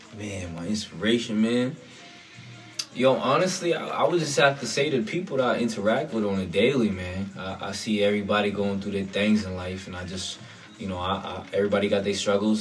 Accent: Hollywood, Florida, United States; I was born in Hollywood, Florida

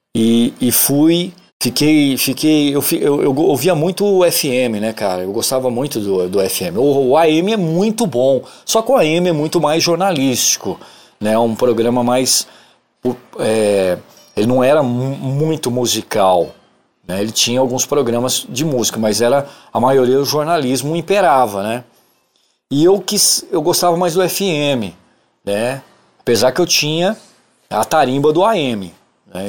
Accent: São Paulo, Brazil; also born or lived in Bebedouro / Ribeirão Preto; now in Uberaba, Brazil; eu sou nascido em São Paulo, capital. Morei lá até 1989, né? Sou paulistano da Gema

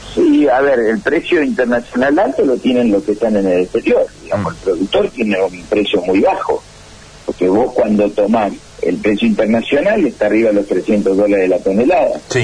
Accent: Argentina; en Argentina no tenemos política de Estado

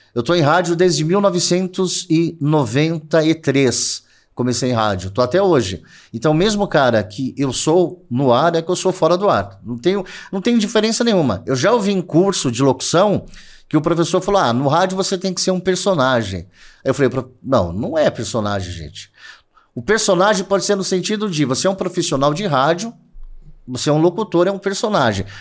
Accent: ABC, São Paulo, Brazil; Eu sou do ABC

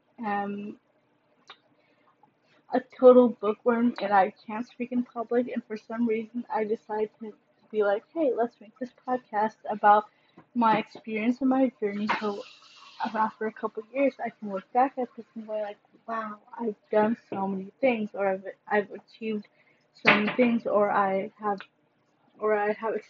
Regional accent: Chicago suburbs, Illinois, United States; I'm from the suburbs, yes. But I can't really claim that I am from Chicago because I haven't lived there

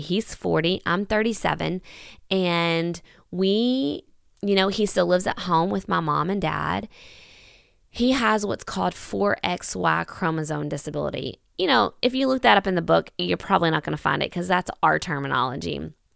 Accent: Kentucky, United States; I am from Kentucky

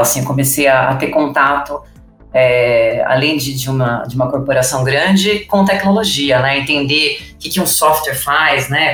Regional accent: São Paulo, Brazil; Nasci em São Paulo, sou natural, né, de São Paulo

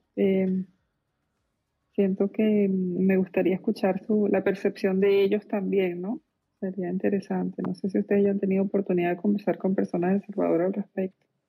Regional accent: Venezuela; moved away; como venezolana

